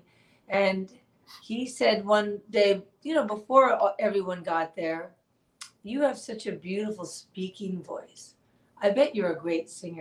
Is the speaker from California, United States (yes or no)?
no; New York City, New York, United States; I grew up born and raised in New York City